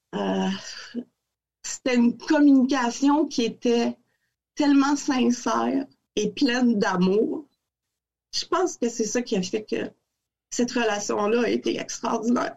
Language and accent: French; Quebec City, Quebec, Canada; moved away as an adult; fille de Québec, très amoureuse de cette ville-là. Je suis sortie de Québec